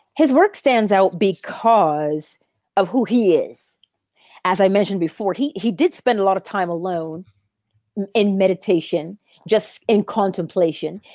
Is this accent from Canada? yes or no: no; Barbados; I am also from Barbados, the same tiny island that Neville Goddard was from